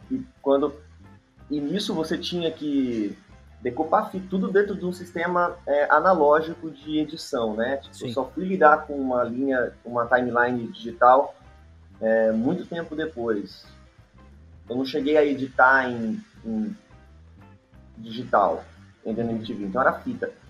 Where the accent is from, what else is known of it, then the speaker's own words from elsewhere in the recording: interior of São Paulo, Brazil; moved away; eu sou do interior de São Paulo